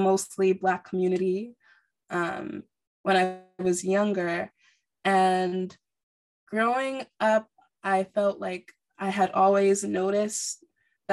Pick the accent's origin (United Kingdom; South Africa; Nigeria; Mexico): Nigeria; I'm Nigerian.